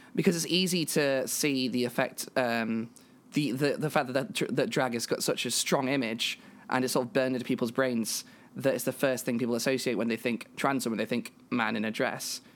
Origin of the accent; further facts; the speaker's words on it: England, United Kingdom; I'm a British trans woman from England